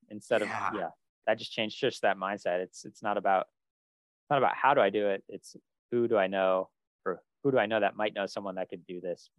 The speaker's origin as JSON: {"language": "English", "region": "Northeast", "country": "United States", "said": "Since we're both from the Northeast and we both at least at one time or another have lived in Boston"}